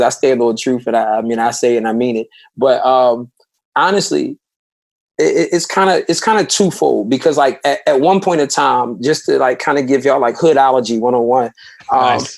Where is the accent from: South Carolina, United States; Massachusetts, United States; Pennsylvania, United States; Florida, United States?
Pennsylvania, United States; Philadelphia; my section in North Philly was one of the toughest parts of the city